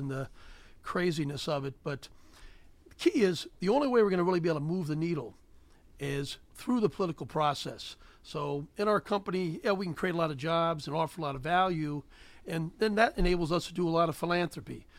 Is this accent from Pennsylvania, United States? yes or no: yes; Gettysburg, Pennsylvania, United States; also born or lived in Cheverly, Maryland; I grew up on a chicken and a hog farm. Uh, I was born in Cheverly, Maryland, but the farmers near Gettysburg, Pennsylvania